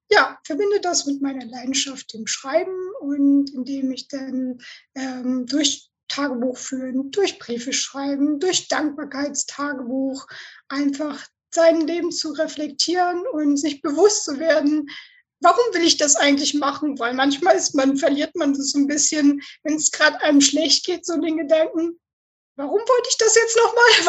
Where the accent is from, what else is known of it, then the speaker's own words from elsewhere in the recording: Northern Germany, Germany; ich komme aus Norddeutschland und wir sind halt, wir reden, was wir müssen.